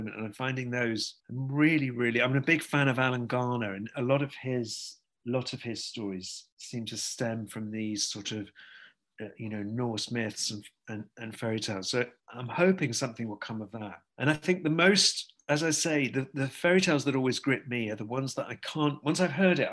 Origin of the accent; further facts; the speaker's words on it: the Northwest, North West England, United Kingdom; I'm from the same part of the world. I'm from the Northwest